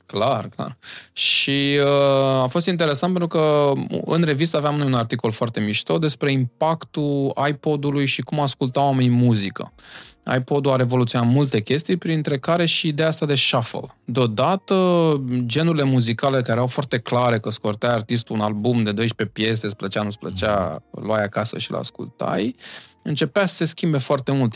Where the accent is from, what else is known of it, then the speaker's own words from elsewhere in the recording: Bucharest, Romania; Eu vin din Iancul în Pantelimon, uh, acolo unde uh, s-au născut băieții aia faimoși